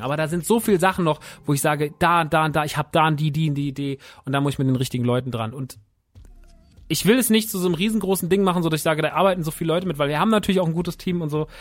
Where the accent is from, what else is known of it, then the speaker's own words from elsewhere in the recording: Rodgau, Hesse, Germany; wir sind mitten im Rottgau. Wir sind mitten da, wo ich groß geworden bin